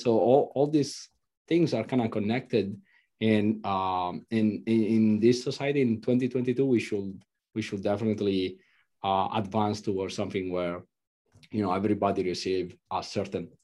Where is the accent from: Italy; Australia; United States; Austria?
Italy; I'm from Italy.